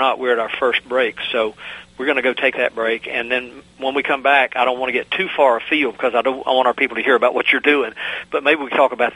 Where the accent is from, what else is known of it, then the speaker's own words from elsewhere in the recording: Virginia, United States; my home state of Virginia